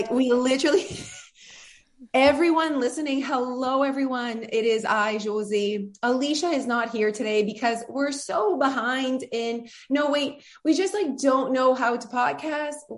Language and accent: English; France; English is a second language; moved away; I'm French